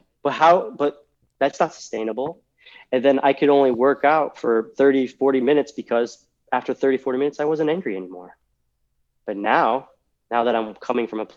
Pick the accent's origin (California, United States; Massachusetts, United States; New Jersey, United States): Massachusetts, United States; moved away as an adult; also born or lived in Texas; I grew up in Massachusetts. 24 years, right? Inside a very small Massachusetts bubble